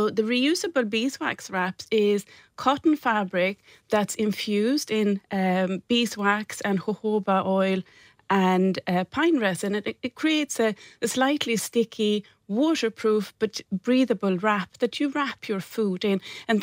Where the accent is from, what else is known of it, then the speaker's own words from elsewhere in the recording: Sweden; moved away as an adult; I came from Sweden about 20 years ago with a suitcase and a sewing machine, and I set up a business making wedding dresses